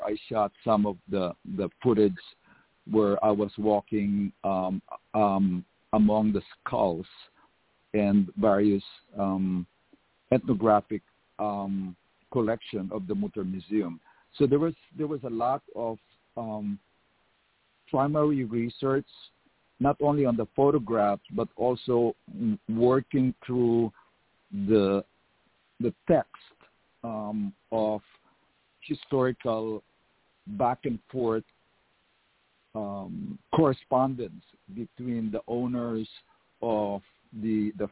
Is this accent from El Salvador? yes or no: no; Philippines; moved away as an adult; now in United States; I went to a very radical high school. It was called Philippine Science High School